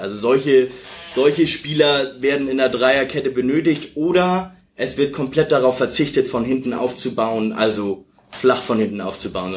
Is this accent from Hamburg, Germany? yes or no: yes; Hamburg, Germany; ich komme aus Bergedorf, hab da immer Fußball gespielt